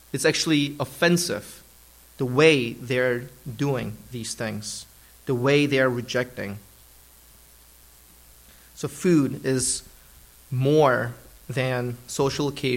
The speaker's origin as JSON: {"language": "English", "country": "Germany", "tie": "born or raised there", "moved": "yes", "lives_now": "United States", "said": "I partially grew up in Germany, and that's where I consider my hometown in Germany"}